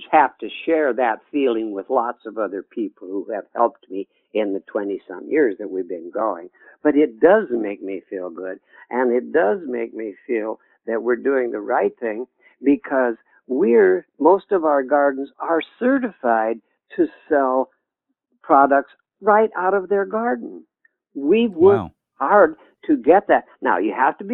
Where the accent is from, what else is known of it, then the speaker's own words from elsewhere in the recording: United States; I'm American